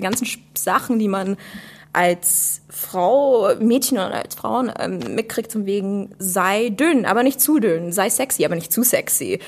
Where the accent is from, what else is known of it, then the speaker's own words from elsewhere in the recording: United States; now in Germany; komme eigentlich aus der USA und studiere jetzt hier.